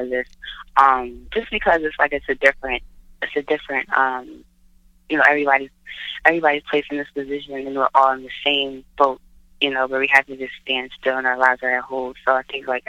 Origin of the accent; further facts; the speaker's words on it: Philadelphia, Pennsylvania, United States; moved away as an adult; now in New York, United States; I went to school at Community College in Philadelphia, which is where I'm born and raised